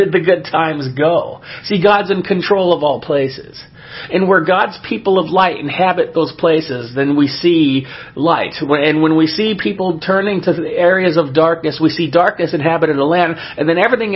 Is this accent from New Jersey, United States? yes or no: no; Southern California, United States; my hometown and neighboring cities around the area in Southern California where I grew up